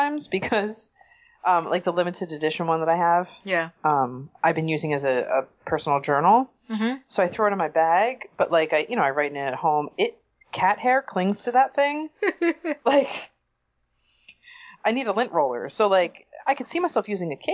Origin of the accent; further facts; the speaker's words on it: New Jersey, United States; I'm from New Jersey.